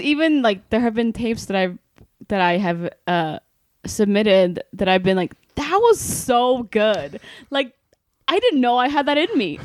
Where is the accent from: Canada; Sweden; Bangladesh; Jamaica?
Sweden; moved away as an adult; now in Los Angeles, United States; I'm from Sweden, right? I came here from Sweden eight years ago.